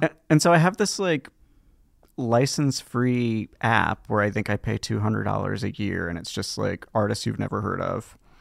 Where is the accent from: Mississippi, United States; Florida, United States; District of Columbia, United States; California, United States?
California, United States; Los Gatos; also born or lived in Hollister, California / Saratoga, California; I was born in Los Gatos, California